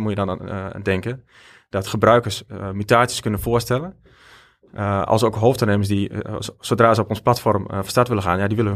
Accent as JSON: {"language": "Dutch", "country": "Belgium", "said": "En ja, als Belg toch wel wat klanten kreeg."}